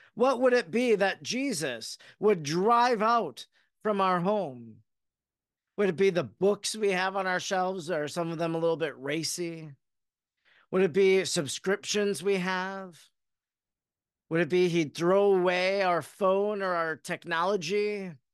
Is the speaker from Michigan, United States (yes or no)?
no; Oconto, Wisconsin, United States; I grew up in Oconto, Wisconsin